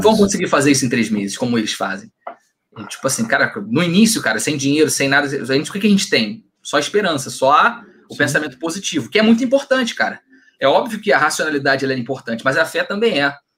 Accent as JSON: {"language": "Portuguese", "town": "São Gonçalo", "region": "Rio de Janeiro", "country": "Brazil", "said": "sou de São Gonçalo"}